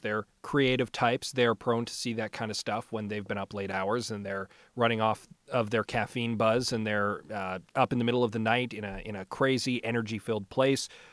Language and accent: English; St. Albert, Alberta, Canada; I was raised in St. Albert, so I'm fairly familiar with the uh, with the neighborhood